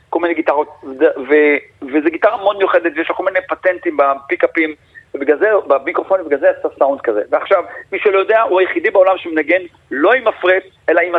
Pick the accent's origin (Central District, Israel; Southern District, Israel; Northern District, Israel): Southern District, Israel; Yeruham; ובתור ילד שנולד בירוחם אז, והרדיו זה הדבר היחידי ששמעתי